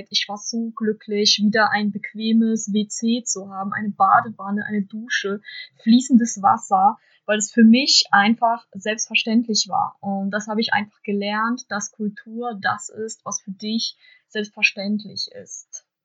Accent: Omsk Oblast, Russia; now in Germany; Ich komme ja ursprünglich aus Russland, aus der Region Omsk.

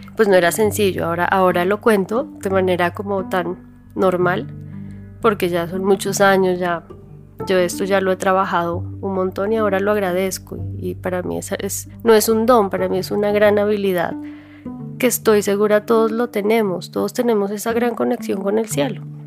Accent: Bogotá, Colombia; Un barrio normal en Bogotá, clase media, o sea, vivíamos tranquilos

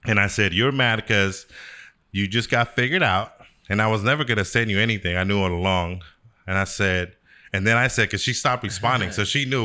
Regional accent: Sacramento, California, United States; I was from Sacramento

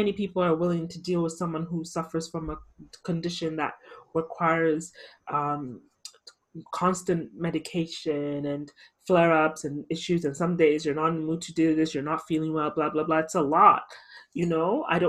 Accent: Ghana; I'm definitely a proud Ghanaian. Back then, not so much, but now as an adult, I love being Ghanaian. I wouldn't trade any other nationality. I'm Canadian too, but I mean, really, but I'm Ghanaian first before I am Canadian.

